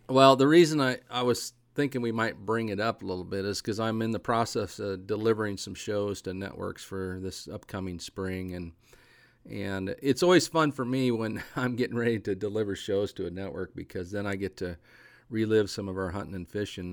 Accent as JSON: {"language": "English", "region": "Eastern Oregon", "country": "United States", "tie": "born or raised there", "said": "I grew up in Eastern Oregon where the wind blew a lot"}